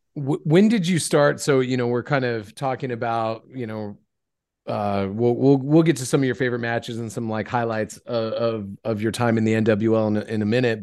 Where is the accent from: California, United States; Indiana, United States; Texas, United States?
California, United States; I'm from California